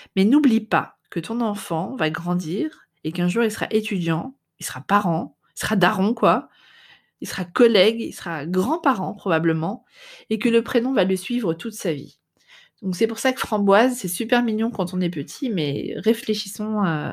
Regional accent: France; now in Netherlands

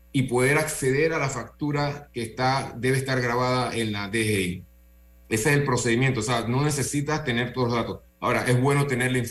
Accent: Panama; Nuestra empresa es panameña, nosotros somos de aquí de Panamá, hicimos todo el desarrollo en Panamá

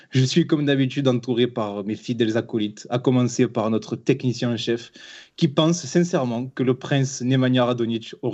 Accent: southern France, France; accent: southern French; Oui, tu nous as euh, complimenté sur notre accent, chose qui n'arrive jamais.

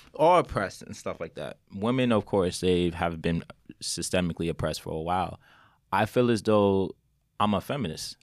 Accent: Westchester, New York, United States; I grew up in Westchester

